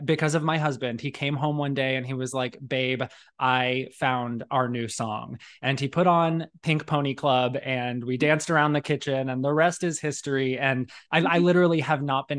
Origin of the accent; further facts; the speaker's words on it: Arizona, United States; One of the best things about growing up in Arizona is that there's incredible Mexican food on every street corner